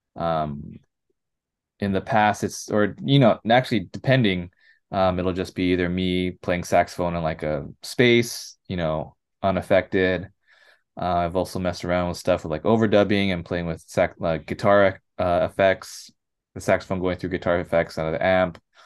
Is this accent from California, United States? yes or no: yes; Los Angeles, California, United States; also born or lived in San Gabriel Valley / Orange County; I grew up in L A. I was born and raised around here. Um, Rosemary specifically